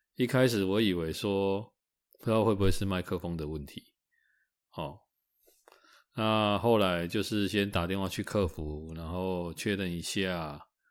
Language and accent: Chinese; Taiwan; 应该身为台湾人